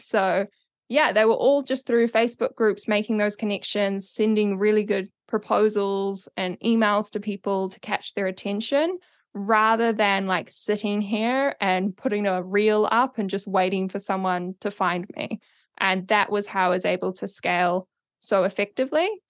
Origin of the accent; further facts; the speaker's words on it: Auckland, New Zealand; now in Wellington, New Zealand; I'm from Auckland originally, based in Wellington now